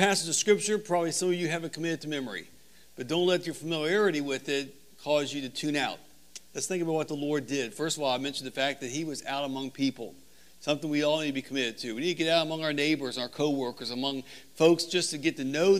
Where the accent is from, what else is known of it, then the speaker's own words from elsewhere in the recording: Northern Virginia, United States; I'm from the Northern Virginia area